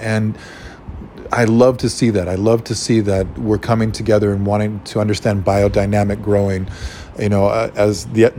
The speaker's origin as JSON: {"language": "English", "country": "Ecuador", "tie": "born or raised there", "also_born_or_lived": "Hawaii", "moved": "yes", "said": "So I grew up farming. And what shocked me so much coming from Latin America, especially Ecuador, where I grew up"}